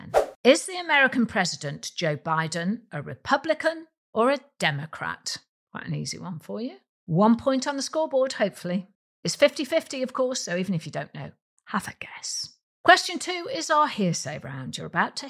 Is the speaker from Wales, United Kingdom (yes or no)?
yes; Welsh, Wales, United Kingdom; I am Welsh